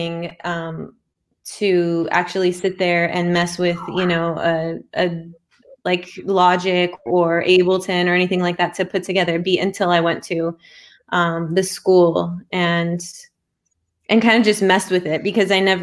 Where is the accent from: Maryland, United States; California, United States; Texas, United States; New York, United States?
California, United States; Pasadena; I am from Pasadena, California